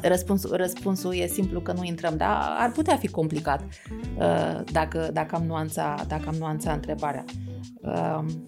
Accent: Romania; noi, așa ca români

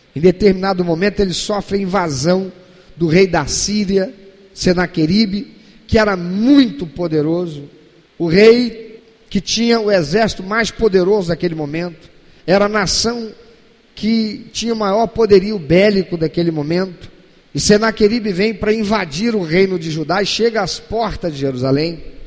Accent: Brazil

